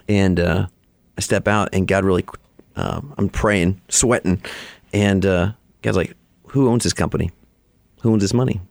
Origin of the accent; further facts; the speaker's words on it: Alaska, United States; moved away as an adult; also born or lived in Chicago; now in Texas, United States; I grew up in Alaska, so a little northwest of here.